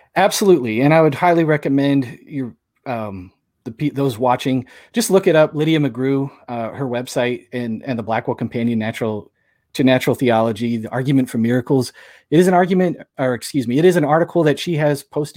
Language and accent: English; St. Louis, Missouri, United States; I'm from Saint Louis